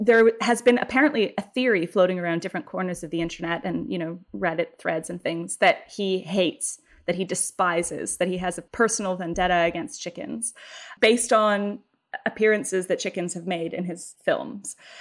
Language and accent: English; Canada; as a Canadian